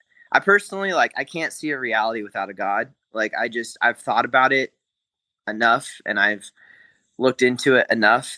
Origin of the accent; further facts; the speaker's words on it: Corvallis, Oregon, United States; I grew up in Corvallis, Oregon, and that's where Oregon State University is